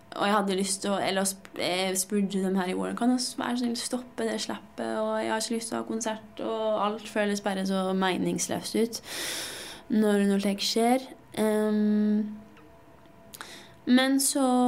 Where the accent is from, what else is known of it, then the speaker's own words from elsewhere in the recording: Lesja, Innlandet, Norway; å ha vokst opp i Lesja, det har jeg utelukkende gode opplevelser med.